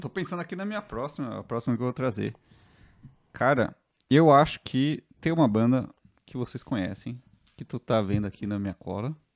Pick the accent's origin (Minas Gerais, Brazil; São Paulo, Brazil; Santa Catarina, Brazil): São Paulo, Brazil; eu, que sou de São Paulo